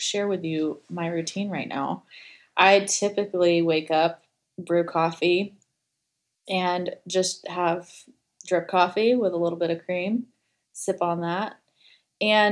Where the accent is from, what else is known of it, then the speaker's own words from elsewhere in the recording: Gainesville, Florida, United States; I grew up outside of Gainesville, Florida